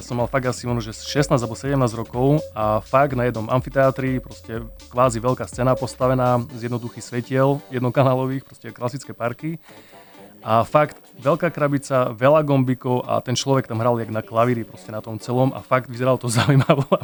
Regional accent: Spišská, Košice Region, Slovakia; ja som originál zo Spiskej

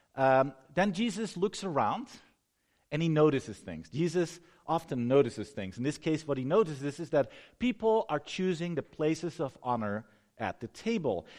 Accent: Netherlands; moved away; I'm from the Netherlands

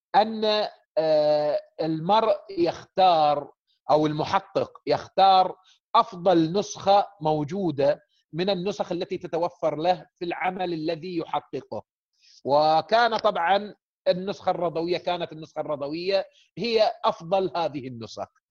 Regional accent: Saudi Arabia; احنا من السعوديه

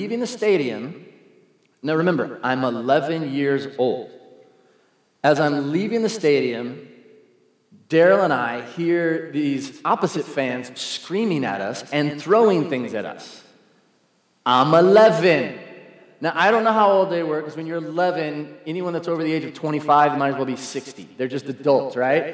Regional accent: San Diego, California, United States; I'm from San Diego

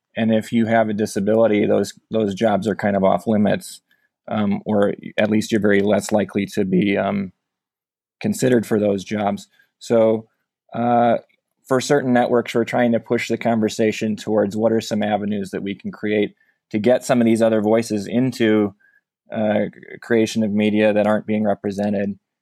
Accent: Omaha, Nebraska, United States; moved away as an adult; now in California, United States; growing up in Omaha

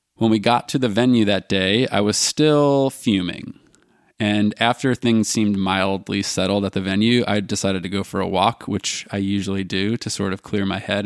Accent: United States; me being an American

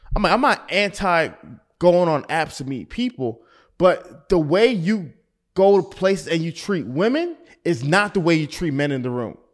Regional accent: Atlanta, Georgia, United States; being from Atlanta

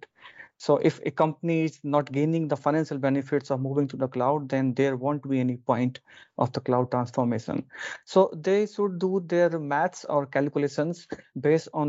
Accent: India; moved away as an adult; now in Oslo, Norway; Originally, I'm from India, but I'm living in Europe for last 6.5 years

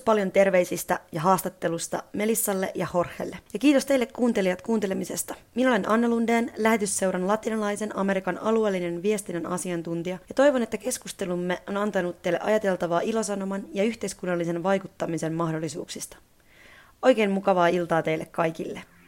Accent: Finland; kotimaastani, Suomesta

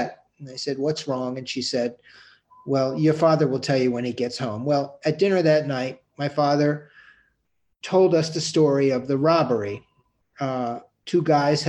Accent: New York City, New York, United States; growing up on the Upper West Side of Manhattan

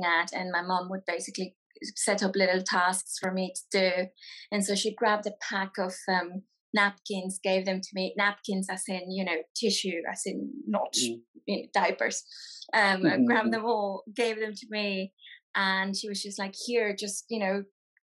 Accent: Mexico; now in United Kingdom; I'm a children's author and illustrator from Mexico.

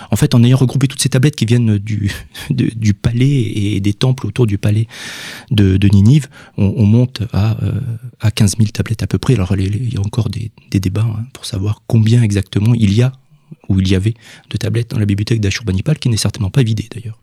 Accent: Villefranche-de-Rouergue, Occitania, France; je viens de Villefranche-de-Rouergue

